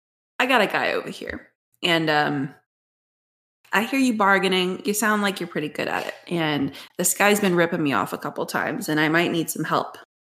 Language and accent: English; New Jersey, United States; Wait, no, I'm from Jersey.